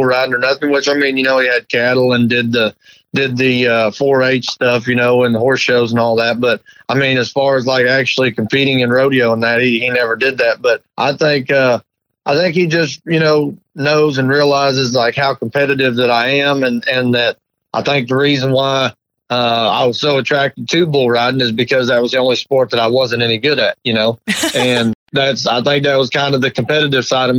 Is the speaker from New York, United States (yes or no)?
no; about 20 miles north of Kansas City, Missouri, United States; about 20 miles north of Kansas City there